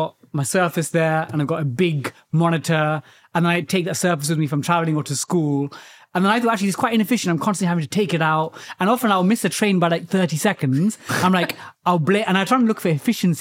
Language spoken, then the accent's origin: English; London, United Kingdom; I grew up in East London, Went to a council estate.